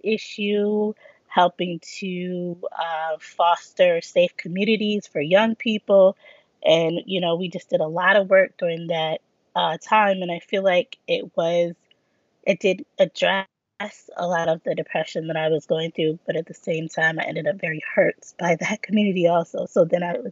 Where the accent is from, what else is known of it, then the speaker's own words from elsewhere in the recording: Grand Rapids, Michigan, United States; I'm from Grand Rapids, Michigan.